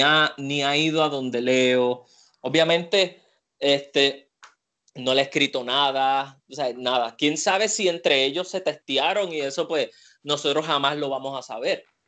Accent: Puerto Rico; aquí con nuestro deporte en Puerto Rico

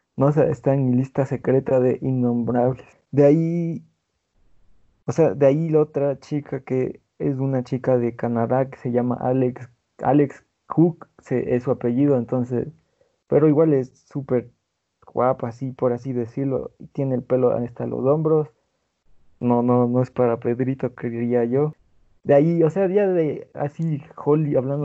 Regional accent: Ecuador; aquí en mi país, Ecuador

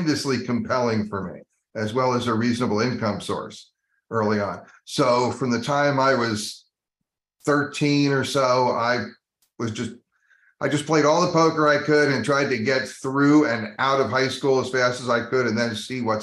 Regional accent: New Jersey, United States; also born or lived in Colorado; I spent the vast majority of my childhood in New Jersey

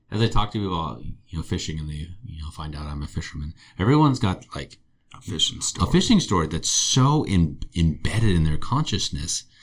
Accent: Santa Barbara, California, United States; I grew up in Santa Barbara in the 90s.

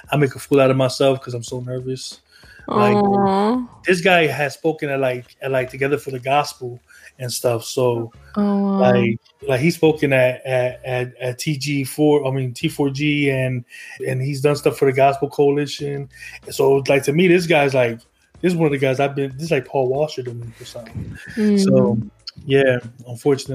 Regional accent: New Jersey, United States; moved away; I'm from New Jersey

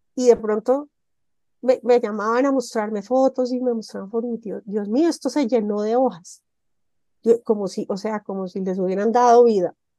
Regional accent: Montenegro, Quindío, Colombia; en mi pueblo, en el Quindío, allá en Montenegro

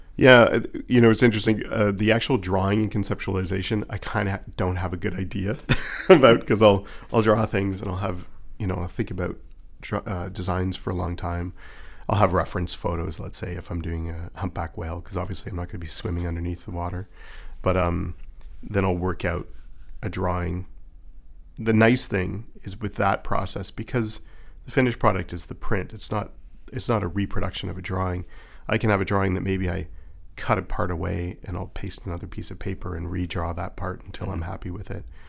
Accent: Toronto, Ontario, Canada; I went to a fine arts high school in Toronto, and I grew up in Toronto

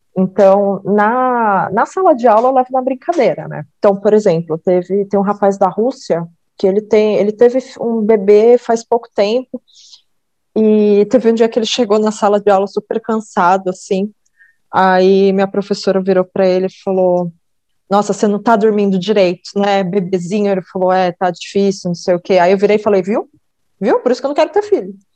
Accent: Salto, São Paulo, Brazil; quando eu nasci, a gente foi morar em Salto

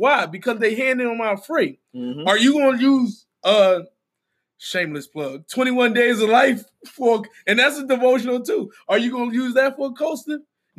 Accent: Philadelphia, Pennsylvania, United States; I'm from North. I say North, too. I'm from North.

